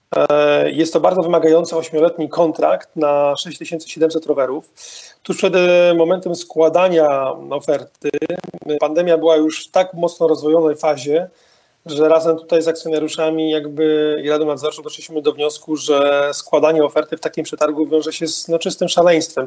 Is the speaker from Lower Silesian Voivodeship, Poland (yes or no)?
yes; Wrocław, Lower Silesian Voivodeship, Poland; pochodzę z tego miasta